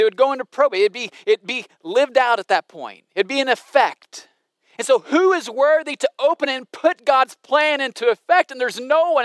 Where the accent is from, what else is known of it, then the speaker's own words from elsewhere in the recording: Southern Illinois, United States; I grew up in Southern Illinois